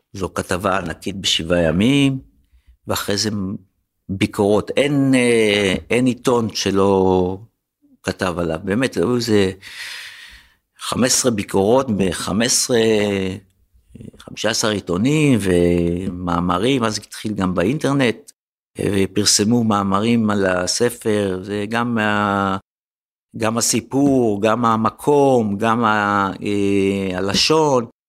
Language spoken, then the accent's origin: Hebrew; Tel Aviv, Tel Aviv District, Israel; שאני חוויתי בתור ילד בשוק הזה